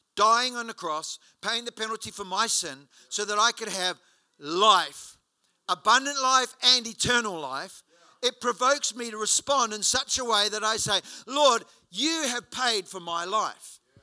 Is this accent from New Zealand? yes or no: yes; Hawera, Taranaki, New Zealand; moved away; I was in my hometown in Hawera in New Zealand a couple of years ago.